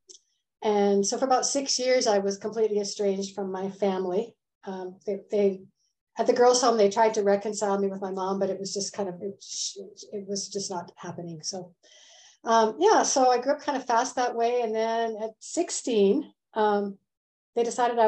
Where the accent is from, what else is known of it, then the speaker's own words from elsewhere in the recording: Canada; moved away as an adult; also born or lived in Vancouver; I'm a Canadian, but I've lived a lot of years outside of Canada